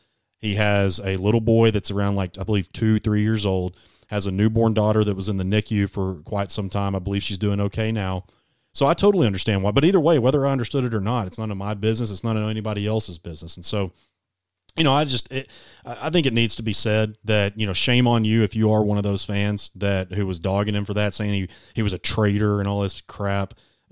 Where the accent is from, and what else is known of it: Arkansas, United States; born or raised there; moved away as an adult